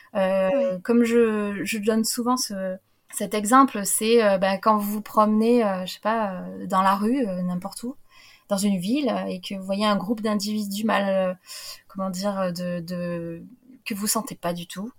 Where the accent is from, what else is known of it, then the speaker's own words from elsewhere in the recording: France; en tant que petite française